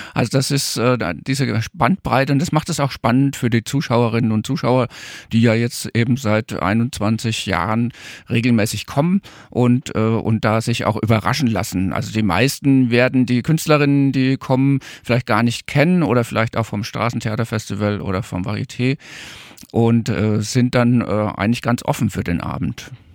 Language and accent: German; Coburg, Bavaria, Germany; moved away; also born or lived in Darmstadt; aus meiner fränkischen Heimat. Also ich bin eigentlich Franke, komme aus Coburg